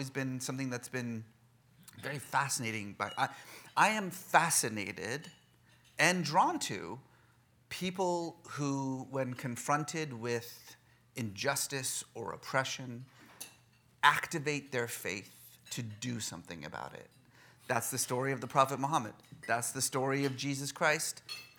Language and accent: English; Bay Area, California, United States; also born or lived in Oklahoma; realizing America is actually quite larger than just Oklahoma, we headed west, like so many do, and I grew up mostly in the Bay Area in the 1980s, which wasn't the best time in the world to be either Iranian or Muslim in America